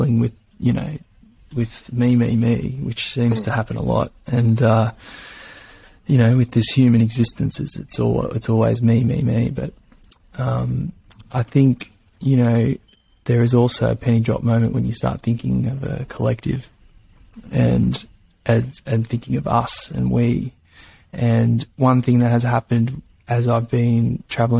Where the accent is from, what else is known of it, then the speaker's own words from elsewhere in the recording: Gold Coast, Queensland, Australia; now in Byron Bay, Australia; I grew up in Australia